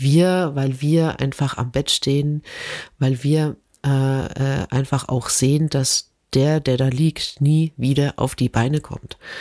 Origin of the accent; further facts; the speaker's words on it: Germany; als Deutscher